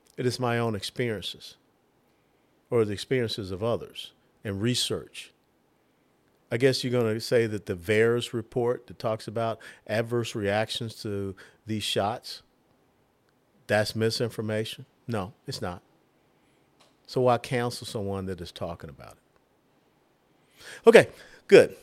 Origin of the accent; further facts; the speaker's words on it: Georgia, United States; moved away; also born or lived in Tennessee; I was born and raised in Georgia